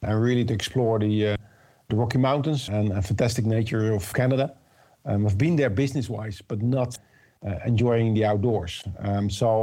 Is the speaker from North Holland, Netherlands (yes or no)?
no; Rotterdam, South Holland, Netherlands; I'm originally from Rotterdam area